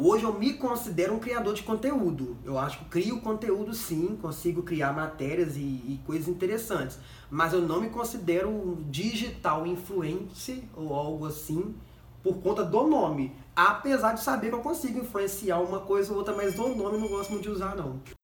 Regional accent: Vitória, Espírito Santo, Brazil; also born or lived in Belo Horizonte / Curitiba; eu sou de Vitória

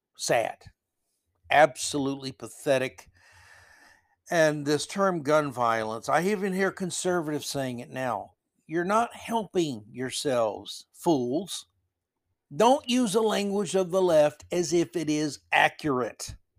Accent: Florida, United States; moved away; growing up in Florida

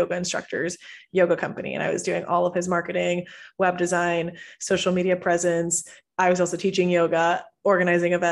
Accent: Houston, Texas, United States; also born or lived in Venezuela; I'm originally from Venezuela, and I moved to Houston when I was 7. So I grew up in Texas, grew up in the States

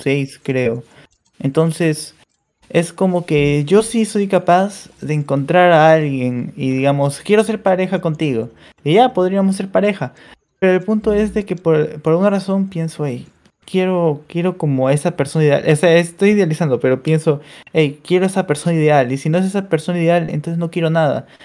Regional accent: Peru; de Perú

